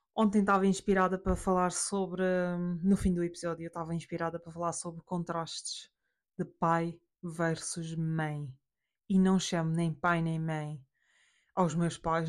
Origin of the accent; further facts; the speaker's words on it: Madeira, Portugal; A porque somos portugueses, B porque somos da Madeira